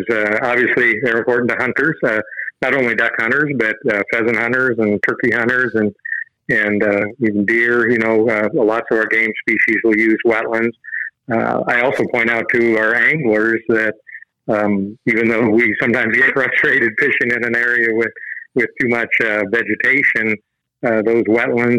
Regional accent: Iowa, United States; moved away as an adult; now in Nebraska, United States; I'm from Iowa originally and grew up in a family that did a lot of outdoor activities

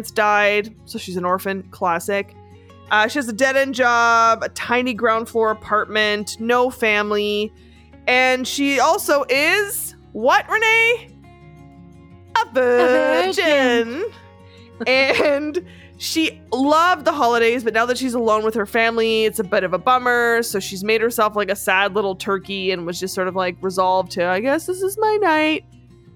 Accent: Canada

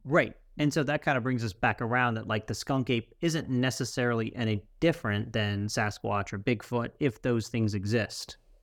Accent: Central Florida, United States; growing up in Central Florida

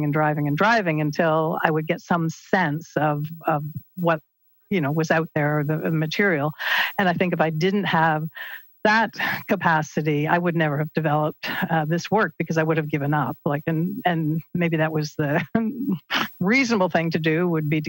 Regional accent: Peterborough, Ontario, Canada; the house that I grew up in Peterborough

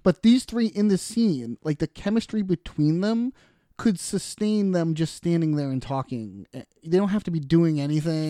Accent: Boston, Massachusetts, United States; we're from Boston

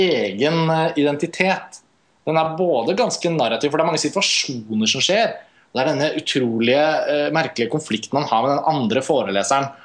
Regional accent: Norway; vi er fra Norge

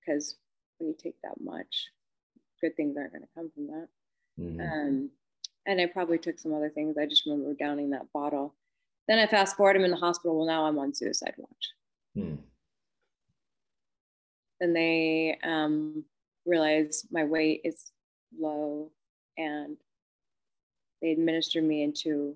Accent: California, United States; I grew up in California, and that was Price Club, wasn't Costco

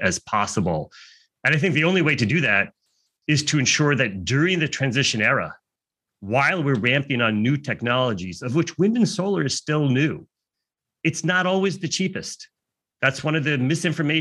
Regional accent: United States; I'm American

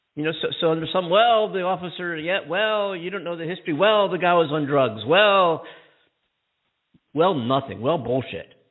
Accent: near Philadelphia, Pennsylvania, United States; right near my hometown. Right, um, I tell people I'm from Philly because they wouldn't recognize where I was from

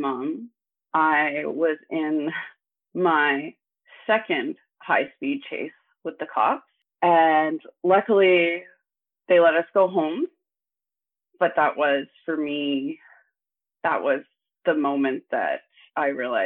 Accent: Thunder Bay, Ontario, Canada; now in Ottawa, Canada; I grew up in Northern Ontario. I spent most of my life in Thunder Bay

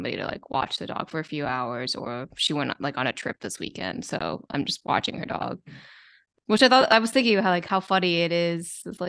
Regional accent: Maryland, United States; now in Queens, United States; I grew up in Maryland, like close to DC

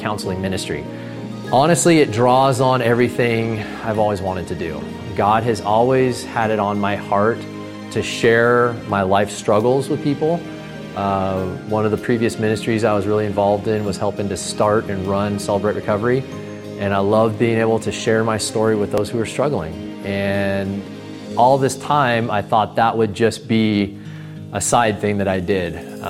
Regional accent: Lodi, California, United States; Born and raised in Lodi, California, 6 generations

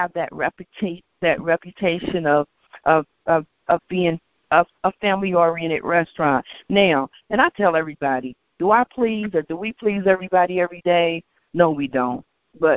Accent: Kentucky, United States; I'm from Kentucky

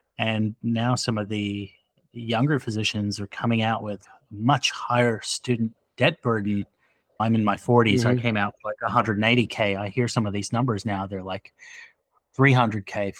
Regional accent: Australia; now in New Jersey, United States; I grew up in Australia and I stayed on the East Coast, and then I married a Jersey girl. So I have no choice. I'm stuck in New Jersey forever

